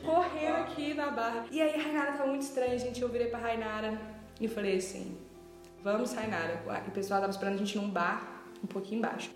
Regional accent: Tiradentes, Minas Gerais, Brazil; moved away as an adult; now in Belo Horizonte, Brazil; moro em BH, mas não sou de BH moro aqui há seis anos, sou de Tiradentes

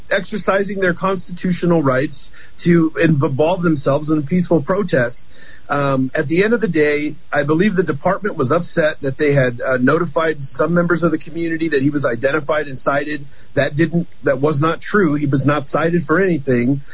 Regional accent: Albuquerque, New Mexico, United States; I've been born and raised in Albuquerque. I've lived here my whole life.

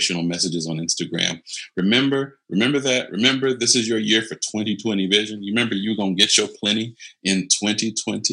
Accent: United States; especially as Americans

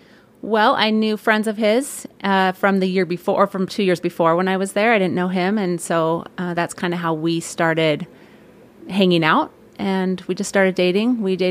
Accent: California, United States; I grew up in Northern California in the Bay Area. Lived there my whole growing up years, graduated from high school, and then ended up at Ricks College.

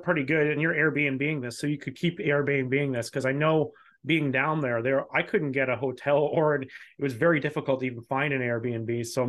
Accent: Scotland, United Kingdom; So I'm Scottish, but I'm not much better about, at least stereotypically wise.

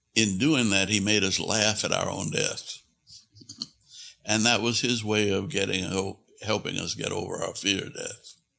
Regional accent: New Orleans, Louisiana, United States; I was born in New Orleans, in the middle of a block in a poor, working class neighborhood

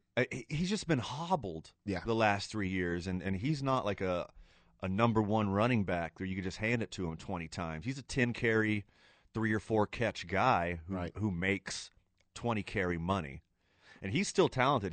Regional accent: Houston, Texas, United States; now in Albuquerque, United States; I'm from Houston

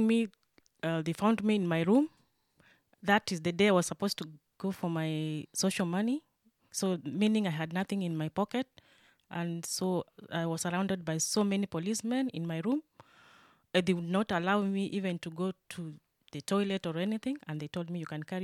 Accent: Kenya; moved away as an adult; now in Germany; I am from Kenya. I have been in Germany for the last 3 years.

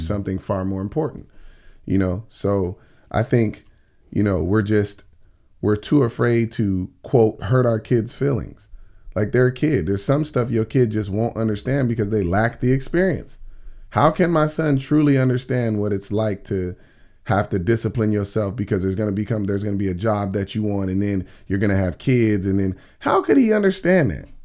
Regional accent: Oxnard, California, United States; born or raised there; also born or lived in Tallahassee, Florida / Miami, Florida / Philadelphia, Pennsylvania

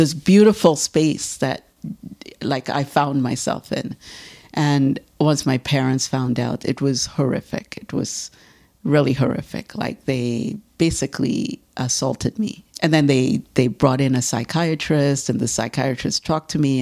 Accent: Trinidad & Tobago; moved away as an adult; now in Toronto, Canada; I'm from Trinidad. And I started doing art in Trinidad

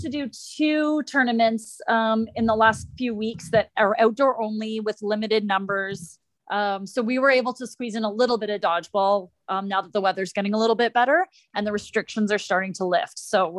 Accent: Niagara region, Ontario, Canada; I'm from the Niagara region in Canada.

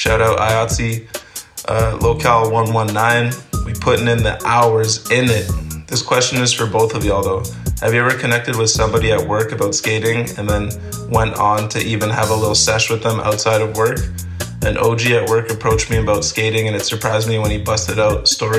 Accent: Amsterdam, North Holland, Netherlands; born there; My dad's from Cameroon, and I was born in Holland, in Amsterdam.

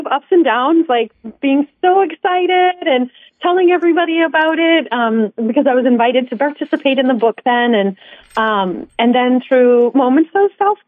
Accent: Wisconsin, United States; moved away as an adult; also born or lived in Madison, Wisconsin / Chicago; I grew up in Wisconsin

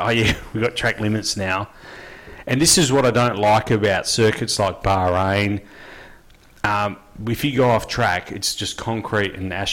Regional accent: Australia; we're all Aussie

